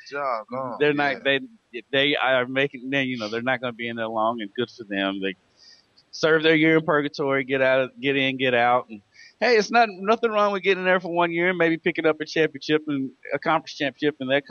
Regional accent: Louisville, Kentucky, United States; I love my hometown. I'm from Louisville. It's my city.

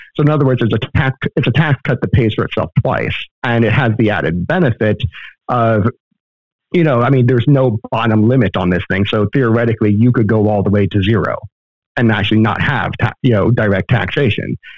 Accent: Florida, United States; now in Texas, United States; I was born and raised in Florida

